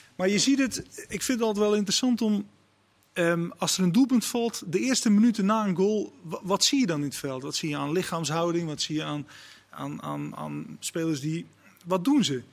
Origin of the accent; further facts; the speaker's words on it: Netherlands; als Nederlander